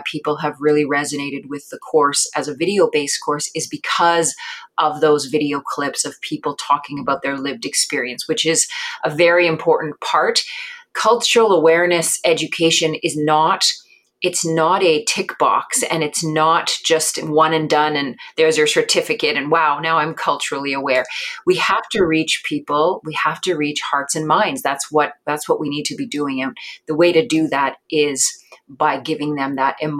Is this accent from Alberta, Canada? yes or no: no; Omushkego, Treaty 9 territory, Ontario, Canada; moved away as an adult; now in Ottawa, Canada; I am from Omishkego. So my traditional territory is in Treaty 9 territory, where I was born and raised.